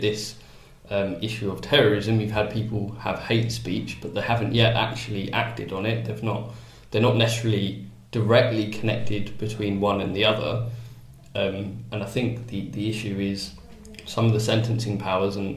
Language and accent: English; United Kingdom; we're all British.